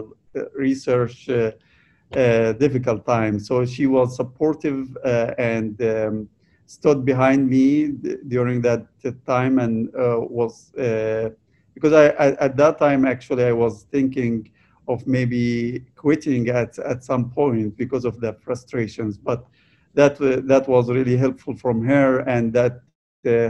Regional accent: Egypt; moved away as an adult; I was born and raised in Egypt

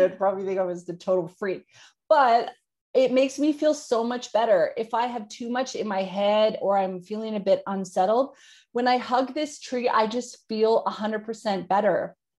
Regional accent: Yukon, Canada; now in Australia; I grew up in the Yukon in Canada, Northern Canada, two hours out of Alaska.

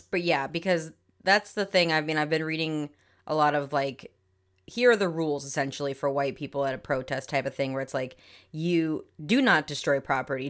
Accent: New England, United States; We're from New England, so we say Auntie.

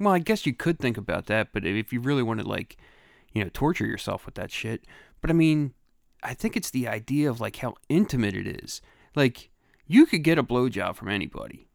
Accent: Philadelphia, Pennsylvania, United States; moved away; also born or lived in Delaware County, Pennsylvania; I grew up in Grace Ferry, and that was, you know, that was where I grew up

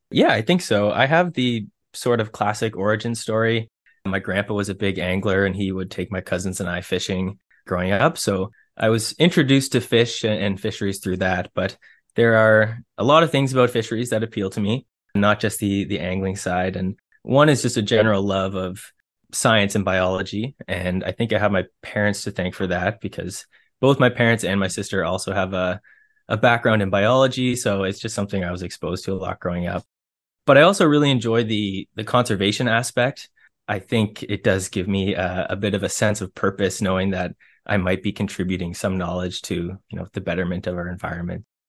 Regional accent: Ontario, Canada; I grew up in Ontario

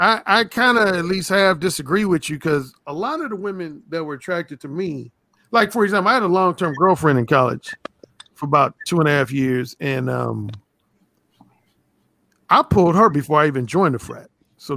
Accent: Indiana, United States; Indiana. Oh, that was at Indiana University in Bloomington, Indiana.

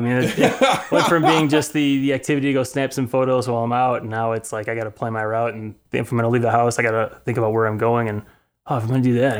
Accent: Tinley Park or Oak Forest, Bremen Township, Illinois, United States; born or raised there

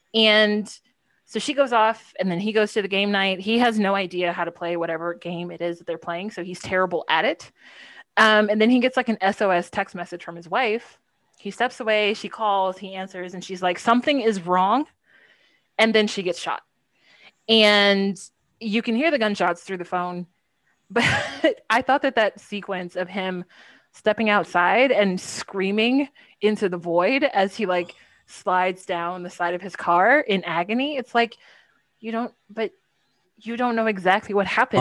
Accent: Texas, United States; I am from Texas. I went to school in Austin.

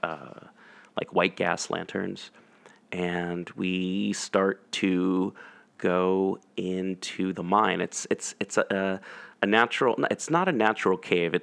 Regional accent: Portland, Oregon, United States; also born or lived in Vancouver, Washington; I grew up in Portland, Oregon, Vancouver, Washington

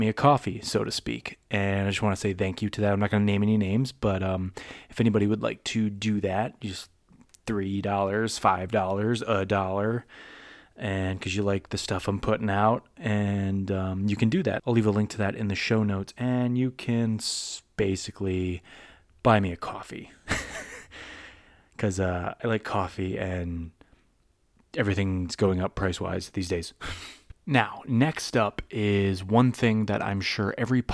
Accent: Massachusetts, United States; Now, I'm from the Northeast. I'm from Massachusetts

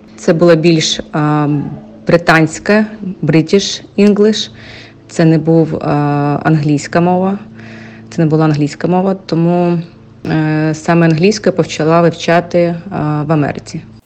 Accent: Ukraine; moved away as an adult; now in United States; Я з України.

